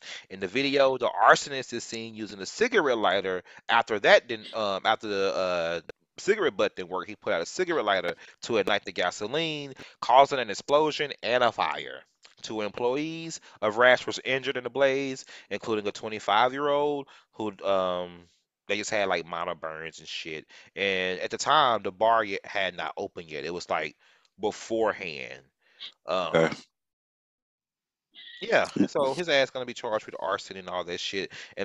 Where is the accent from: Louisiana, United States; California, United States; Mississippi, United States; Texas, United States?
Texas, United States; Fort Worth; Fort Worth, my hometown